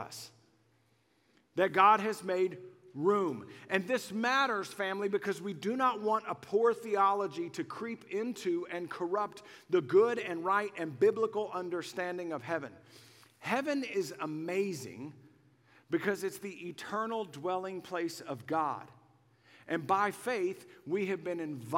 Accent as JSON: {"language": "English", "town": "Waco", "region": "Texas", "country": "United States", "tie": "born or raised there", "said": "I grew up in Waco long before Chip and Joanna made it cool. I'm old school. I'm an OG from Waco"}